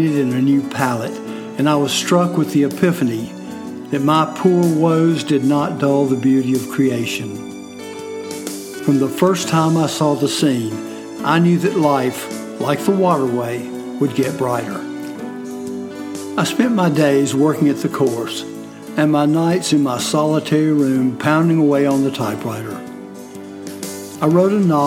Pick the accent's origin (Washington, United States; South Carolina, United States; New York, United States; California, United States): South Carolina, United States; Fort Mill; I packed up and moved back to Fort Mill